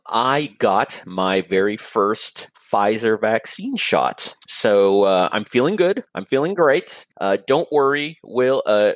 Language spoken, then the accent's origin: English; Toronto, Ontario, Canada; moved away as an adult; also born or lived in Tanzania; now in Orlando, United States; I was born in Tanzania, which is on the east coast of Africa. And we came to Canada in the early 70s, in 1974, I believe, is when we arrived in Canada. I was like a young boy.